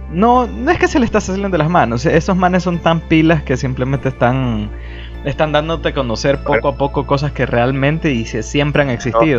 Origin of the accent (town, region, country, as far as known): Ecuador